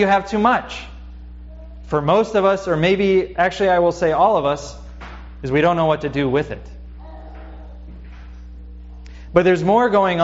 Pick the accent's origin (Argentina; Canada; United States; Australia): United States; not just as a Christian, but also as an American